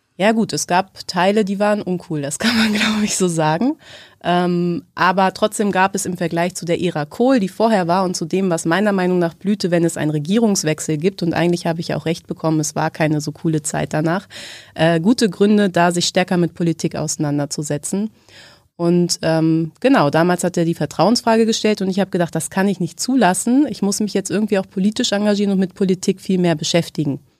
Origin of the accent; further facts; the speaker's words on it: Hanover, Lower Saxony, Germany; moved away as an adult; also born or lived in Göttingen; Ich komme aus Hannover. Ich bin da geboren und lebe da jetzt auch wieder